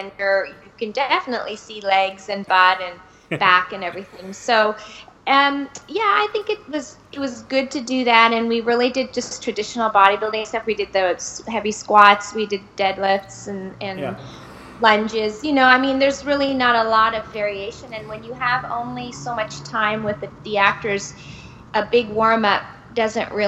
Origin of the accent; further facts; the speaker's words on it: Brockville, Ontario, Canada; moved away as an adult; also born or lived in Germany / Toronto, Canada; I was raised in Brockville, Ontario, Canada